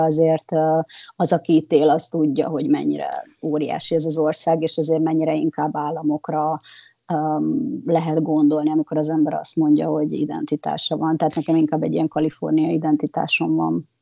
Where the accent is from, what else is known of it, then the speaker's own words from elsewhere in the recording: Hungary; moved away as an adult; now in California, United States; van bennem egy, egy nagyon erős magyar identitás, nyilván ott nőttem föl, ö, mint említettem, majdnem negyven éves voltam, mikor eljöttem